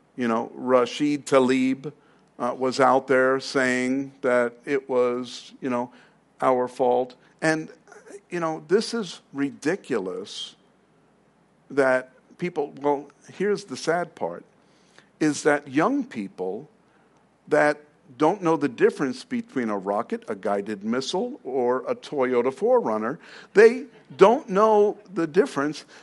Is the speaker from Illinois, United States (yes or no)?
no; New York City, New York, United States; now in Arizona, United States; I'm from Queens